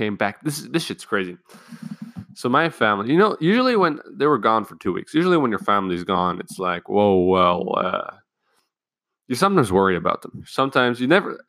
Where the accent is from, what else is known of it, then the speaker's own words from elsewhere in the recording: Germany; I'm from Germany